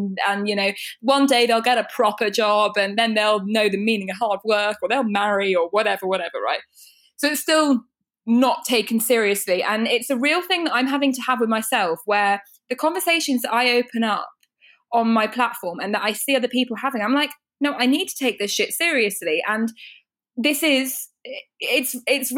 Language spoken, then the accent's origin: English; United Kingdom; I know we're British